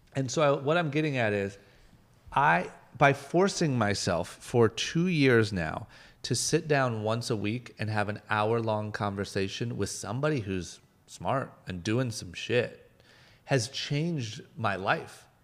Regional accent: Akron, Ohio, United States; moved away as an adult; now in Los Angeles, United States; I'm a guy from Akron, Ohio, like middle of nowhere, skipped college, moved to L

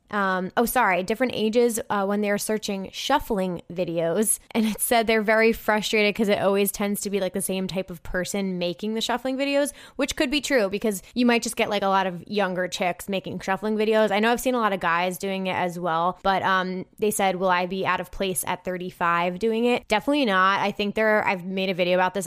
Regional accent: New Jersey, United States; I'm not from Minnesota. I'm from New Jersey

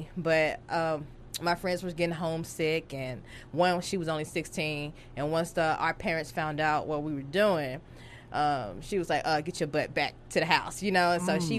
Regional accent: Arkansas, United States; moved away as an adult; now in Dallas, United States; No, I'm from Arkansas.

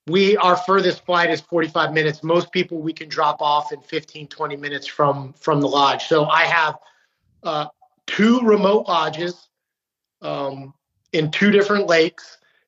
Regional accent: Utah, United States; born there; now in Maryland, United States; And that's funny being from, you know, living in Maryland. And, you know, but I was born in Utah. My dad's from Great Falls, Montana. My grandfather was from Fairbanks, and then he actually moved to New York City.

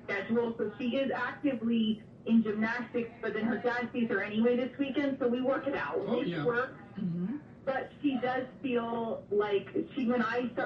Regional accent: Clifton, New Jersey, United States; also born or lived in New York City; I grew up in North Jersey and still reside here. North Jersey, Clifton-Patterson area.

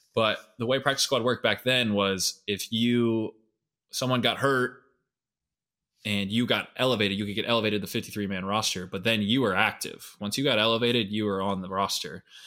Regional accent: Scottsdale, Arizona, United States; I grew up in Scottsdale

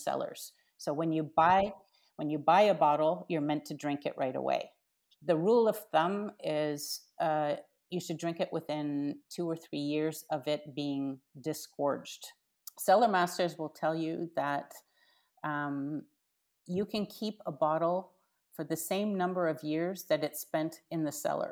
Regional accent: Canada; I'm Canadian.

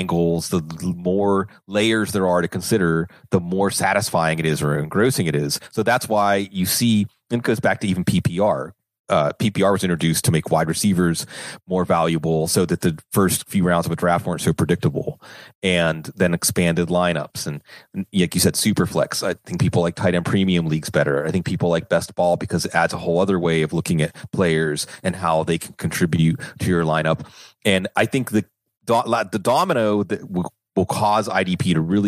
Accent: Western Pennsylvania, United States; I grew up in Western Pennsylvania, the Steel Curtain, Jack Lambert

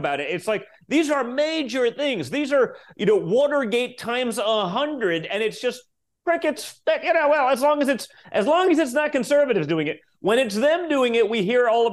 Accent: New York, United States; I'm from New York

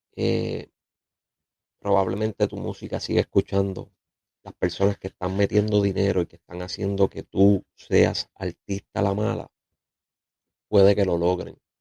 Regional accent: Puerto Rico

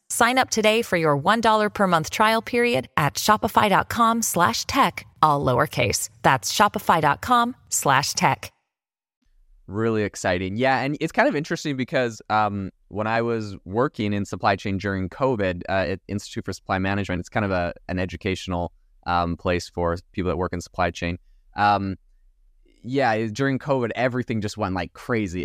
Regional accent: Vancouver Island, British Columbia, Canada; I'm actually from Vancouver Island

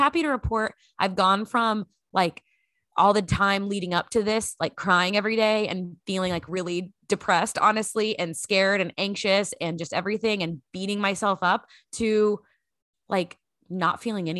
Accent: Grand Prairie, Texas, United States; Lexington had been the place I'd lived the longest since growing up in Grand Prairie, Texas.

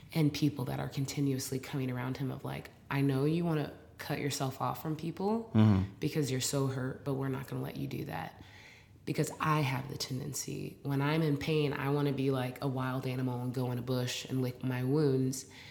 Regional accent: Portland, Oregon, United States; now in Brooklyn, United States; I'm from Portland, Oregon.

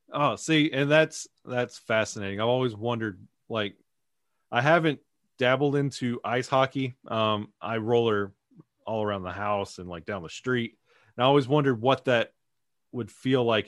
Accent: Alabama, United States; growing up, uh, being from Alabama

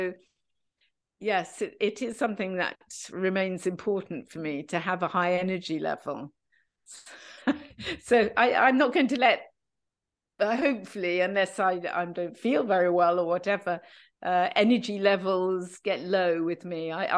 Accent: United Kingdom; So Alain is French and Dutch, and I am British. He didn't want to live in London. I didn't want to live in Amsterdam, where he was at the time.

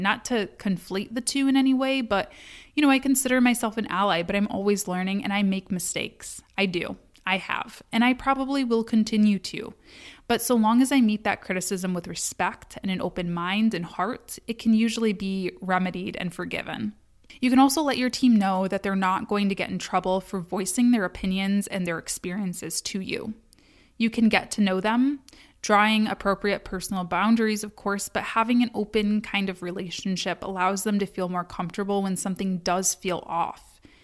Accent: United States; I'm from America

